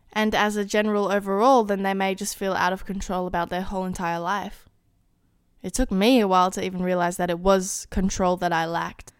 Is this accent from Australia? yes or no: yes; Australia; being Australian, I do not have a Taco Bell here